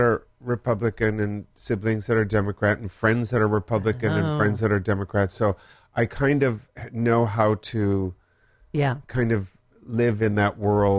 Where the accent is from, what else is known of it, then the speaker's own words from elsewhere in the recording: Wisconsin and Michigan, United States; moved away as an adult; also born or lived in Minnesota; now in Los Angeles, United States; I was born in Minnesota. Grew up in Wisconsin and Michigan.